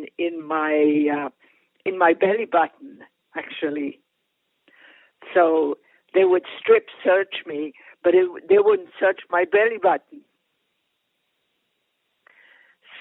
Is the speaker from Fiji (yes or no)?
no; Paris, Île-de-France, France; moved away; I grew up in Europe. I grew up in Paris. I'm fundamentally European